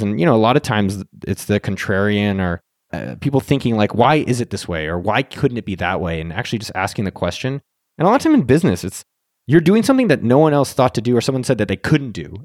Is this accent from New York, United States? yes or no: no; Silicon Valley, California, United States; I'm from Silicon Valley